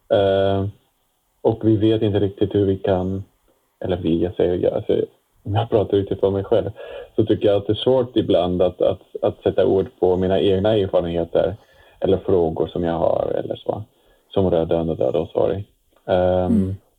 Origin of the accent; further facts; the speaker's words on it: Netherlands; Swedish is a second language; moved away as an adult; now in Sweden; Jag kommer från Nederländerna ursprungligen eh, och jag har bott, eh, bott nu i Sverige sedan 12 år tillbaka